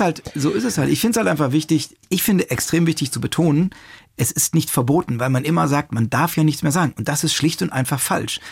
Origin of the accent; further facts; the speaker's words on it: Rhineland, Germany; also born or lived in Palatinate; ich komme aus dem Rheinland